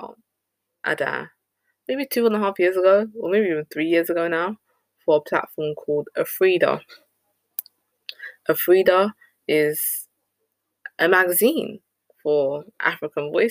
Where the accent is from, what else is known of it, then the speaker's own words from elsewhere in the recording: United Kingdom; as a Ghanaian woman, even though I'm born and raised in Britain